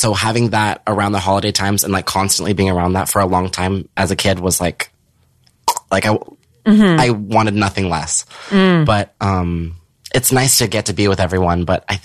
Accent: Norco, California, United States; I grew up in Riverside. I grew up in this small town

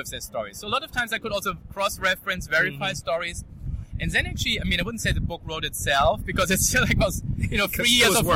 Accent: Germany; accent: German; English is a second language; I'm Jewish, Colombian, growing up in Germany

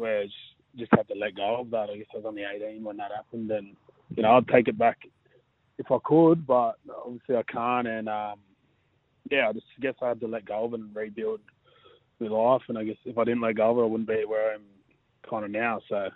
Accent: Blacktown, New South Wales, Australia; now in Manly, Australia; I was born and raised out there

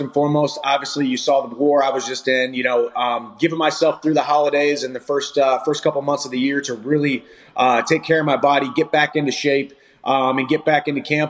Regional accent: Missouri, United States; my hometown Missouri girls

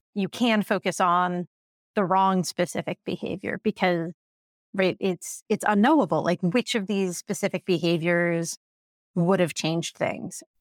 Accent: Indiana, United States; I grew up in Indiana

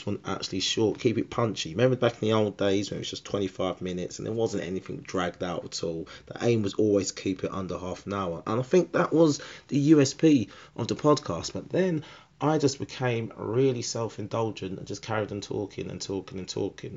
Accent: Harlow, East of England, United Kingdom; Harlow, my hometown.

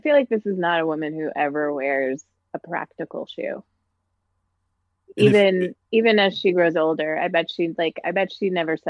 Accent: Virginia, United States; But I grew up in Virginia and I, and there was a lot of, … in my like childhood and like some of my happy memories.

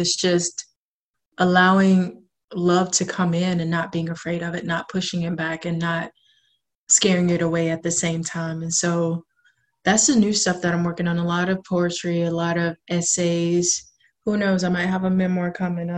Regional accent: South Georgia, United States; moved away as an adult; now in Portland, United States; I'm originally from South Georgia. I've been in Portland now for almost 3 years

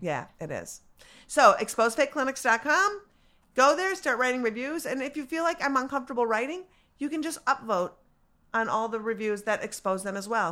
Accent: Minneapolis, Minnesota, United States; I'm from Minneapolis

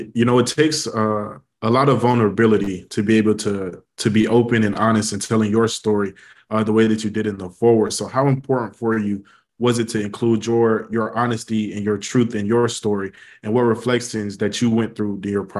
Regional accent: Atlanta, Georgia, United States; now in Tallahassee, United States; I'm originally from Atlanta, Georgia.

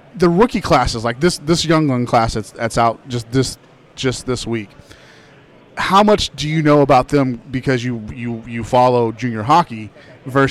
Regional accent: Texas, United States; I'm from Texas

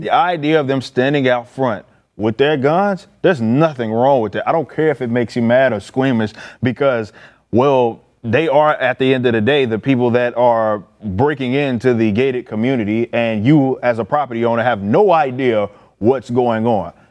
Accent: Dallas, Texas, United States; I'm from Oak Cliff

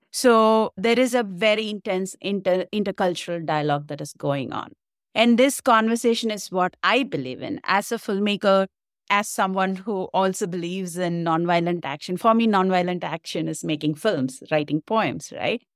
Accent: India; moved away as an adult; now in Canada; I'm originally from India

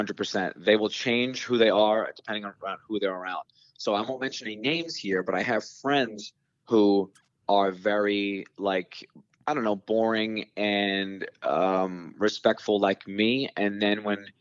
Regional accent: New York City, New York, United States; growing up on Staten Island

